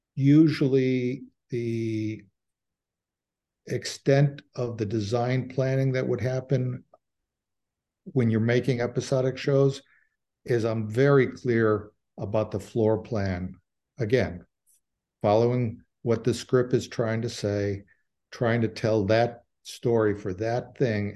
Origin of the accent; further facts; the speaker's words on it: Cicero, Illinois, United States; I'm from Cicero. My grandfather did this. I'm from that world.